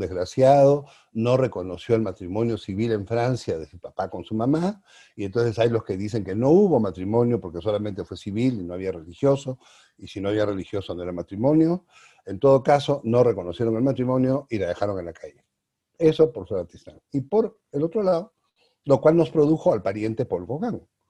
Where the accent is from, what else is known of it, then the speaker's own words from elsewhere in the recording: Peru; also born or lived in Arequipa, Peru; now in Mexico; somos o no somos los peruanos iguales ante la ley